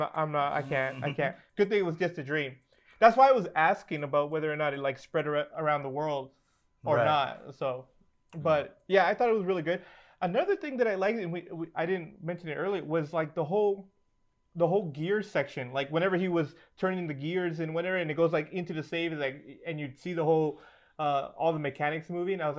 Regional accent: Guatemala; moved away; I'm originally from Guatemala.

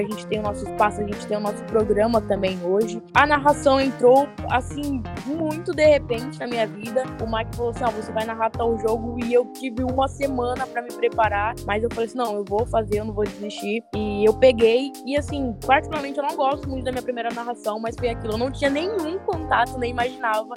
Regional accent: Cubatão, São Paulo, Brazil; moved away; also born or lived in Socorro; Eu sou da Baixada, eu sou de Cubatão

